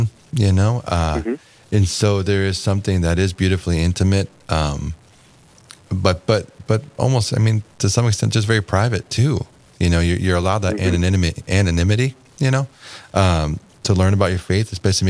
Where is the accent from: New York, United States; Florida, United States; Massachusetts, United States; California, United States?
California, United States; also born or lived in Minnesota; now in Fargo, United States; I'm originally from California